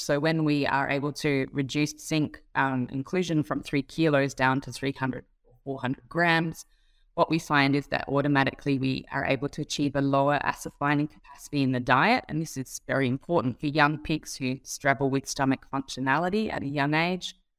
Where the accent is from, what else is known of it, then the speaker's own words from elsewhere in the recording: Australia; moved away; also born or lived in Singapore; I'm Australian by birth.